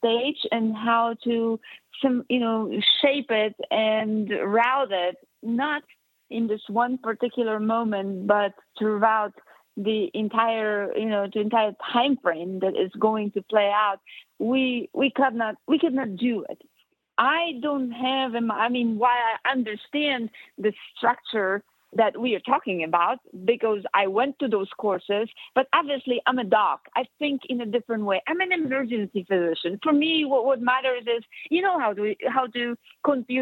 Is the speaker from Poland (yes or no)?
yes; Poland; now in United States; born and raised in Poland